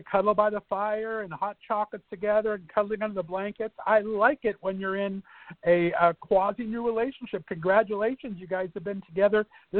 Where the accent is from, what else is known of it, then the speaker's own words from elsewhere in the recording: West Covina, California, United States; now in Ohio, United States; I grew up in Southern California as well. I'm from West Covina, and I was never snowed on until I was 26 years old